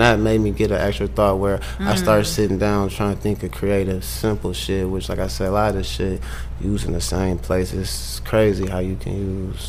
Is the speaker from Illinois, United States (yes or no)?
yes; Springfield, Illinois, United States; I'm from Springfield. We live in Springfield, Illinois